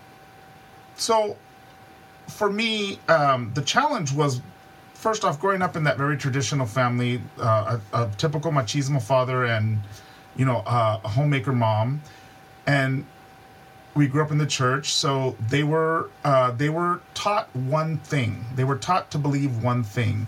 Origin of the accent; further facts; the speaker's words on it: Hacienda Heights, California, United States; I grew up in Hacienda Heights is very much it's not even an incorporated city. It's just a suburb of of a bigger area, and it's in the San Gabriel Valley, which is about 20 something miles outside of downtown